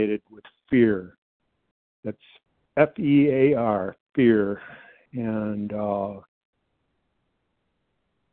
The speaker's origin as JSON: {"language": "English", "town": "Detroit", "region": "Michigan", "country": "United States", "tie": "born or raised there", "said": "My childhood, I grew up in the Metro Detroit area"}